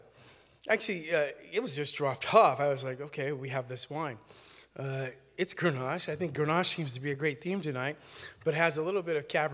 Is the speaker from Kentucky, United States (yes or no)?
no; Napa, California, United States; also born or lived in North Carolina; Well, my roots are from North Carolina, but we made way to Northern California. Yeah, so at Napa, by way of Travis Air Force Base, so I was a military brat